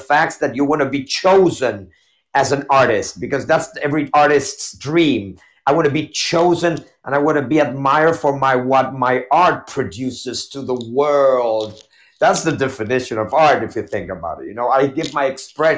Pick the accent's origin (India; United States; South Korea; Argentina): Argentina